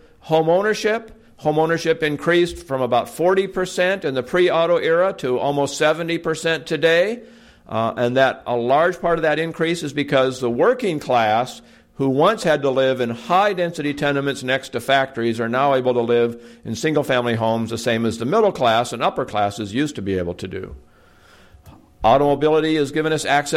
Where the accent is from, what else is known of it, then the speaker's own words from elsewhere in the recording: Portland, Oregon, United States; back in 1970 when I was growing up in my hometown of Portland, Oregon